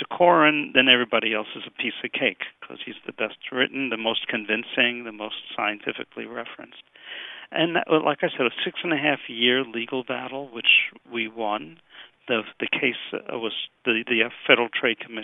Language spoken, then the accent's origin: English; New York City, New York, United States; moved away as an adult; also born or lived in Miami; now in Pennsylvania, United States; I'm from Brooklyn, New York, originally. I survived Tilden High School. I went to Brooklyn College